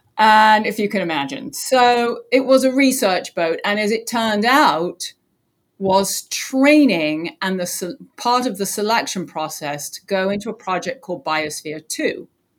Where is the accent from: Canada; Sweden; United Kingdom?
United Kingdom; England; now in Florida, United States; So here I am on the Space Coast in Florida. I just got done saying, you know, growing up in England, it didn't really occur to me that I could really get involved in space.